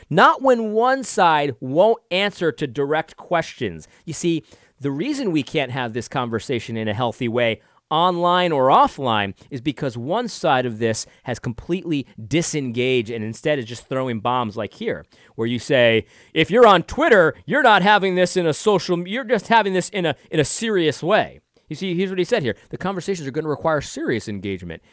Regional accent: United States; I'm a American

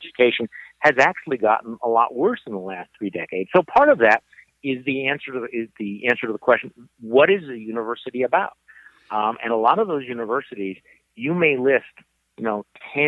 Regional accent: Wisconsin, United States; I went to one big university here in my home state of Wisconsin

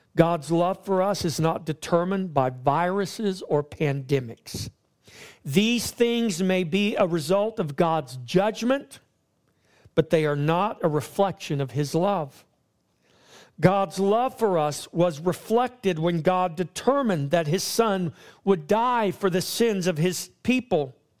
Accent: Victoria, Texas, United States; my hometown of Victoria, Texas

